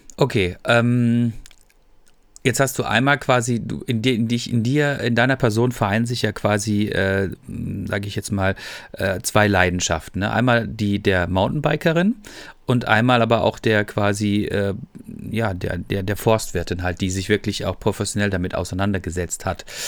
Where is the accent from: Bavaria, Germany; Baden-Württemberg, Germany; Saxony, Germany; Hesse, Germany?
Baden-Württemberg, Germany; Freiburg; now in North Rhine-Westphalia, Germany; ich bin ja selber Freiburger